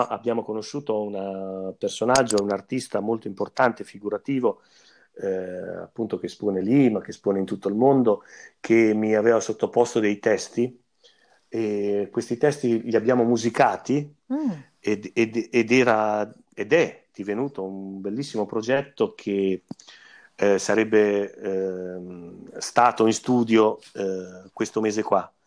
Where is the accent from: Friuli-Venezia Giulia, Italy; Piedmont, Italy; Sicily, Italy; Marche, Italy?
Marche, Italy; Fossombrone; io e, e Carlo eh, siamo di Fossombrone